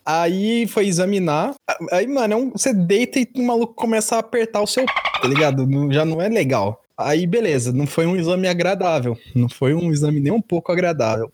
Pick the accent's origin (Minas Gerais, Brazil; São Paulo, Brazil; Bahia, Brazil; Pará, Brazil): São Paulo, Brazil; eu sou paulista.